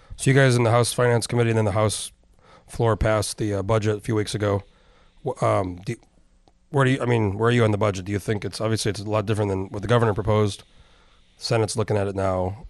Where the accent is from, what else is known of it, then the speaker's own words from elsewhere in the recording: New Mexico, United States; moved away as an adult; I'm from New Mexico originally. I moved here in oh four.